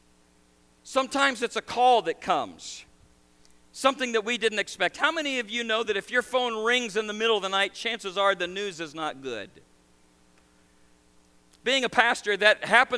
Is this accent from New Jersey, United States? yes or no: no; Nebraska, United States; now in New York, United States; I grew up in Nebraska and I raised cattle. I was a farm kid. Married a New York girl, and we ended up in New York